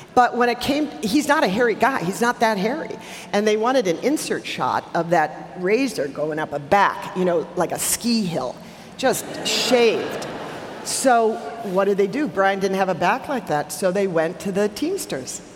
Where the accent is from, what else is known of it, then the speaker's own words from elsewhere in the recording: Milwaukee, Wisconsin, United States; I grew up in Milwaukee, on the south side of Milwaukee, uh, near Pulaski High School.